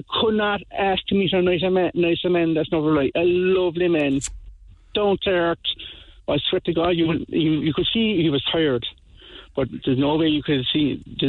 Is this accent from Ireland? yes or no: yes; Coachford, Munster, Ireland; No, Billy and Peter are from Kinsale and I'm from Coachford.